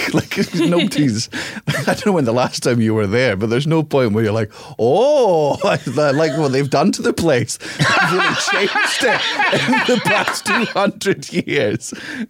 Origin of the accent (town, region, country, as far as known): Scotland, United Kingdom